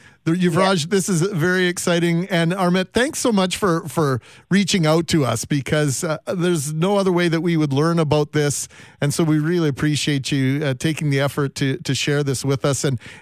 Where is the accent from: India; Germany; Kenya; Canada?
Canada; It's as Canadian a sentiment, I think, as you'll find. I think that sums up Canada and the way many of us look at life here.